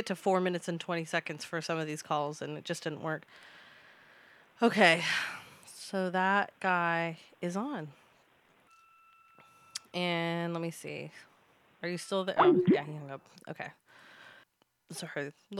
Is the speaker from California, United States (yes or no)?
yes; California, United States; I am from Cali.